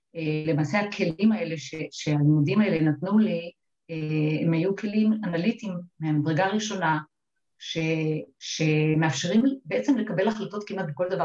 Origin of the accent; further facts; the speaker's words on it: Upper Galilee, Northern District, Israel; אני באתי ממושב קטן בגליל העליון, אה, ששם גדלתי, אה, לרגלי הרי נפתלי